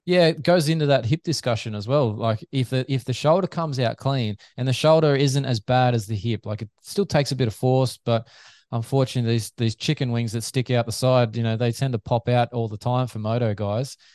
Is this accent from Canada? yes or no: no; Australia; Aussie fans